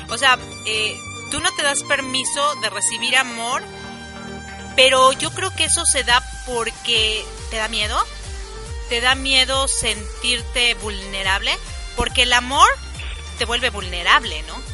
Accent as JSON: {"language": "Spanish", "country": "United States", "second_language": "Spanish", "said": "Lo que pasa es que no, me ubicaba en inglés. Ya sabes, yo soy gringa, ¿no?"}